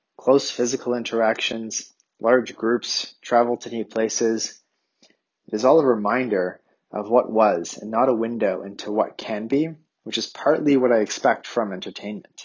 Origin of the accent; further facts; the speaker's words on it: Canada; accent: Canadian; my Canadian accent